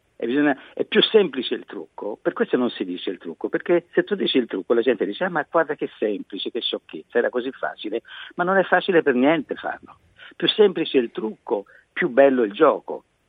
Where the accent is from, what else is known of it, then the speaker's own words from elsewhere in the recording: Florence, Tuscany, Italy; io sono di Firenze, la mia città